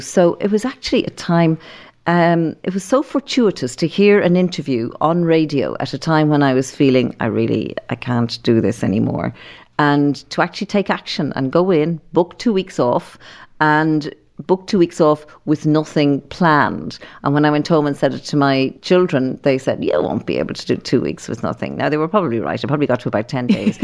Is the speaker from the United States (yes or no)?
no; Dublin, Leinster, Ireland; we grew up in Llandochon